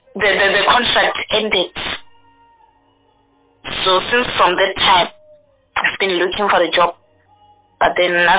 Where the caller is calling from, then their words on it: Mokopane, Limpopo, South Africa; I'm right now I'm in Mokopane.